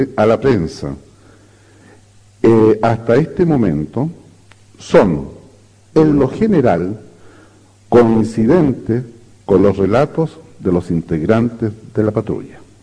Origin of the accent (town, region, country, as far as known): Chile